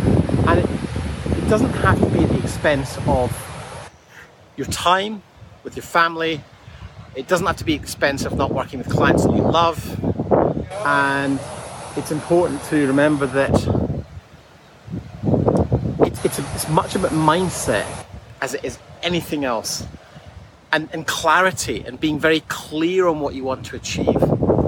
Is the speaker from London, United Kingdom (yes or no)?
no; Scotland, United Kingdom; And I can tell you, so as someone growing up in Scotland, where the weather wasn't great all the time, this is sensational.